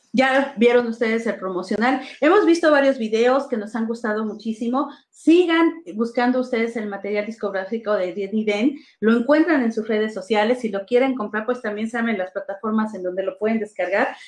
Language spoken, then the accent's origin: Spanish; Mexico; nosotros como mexicanos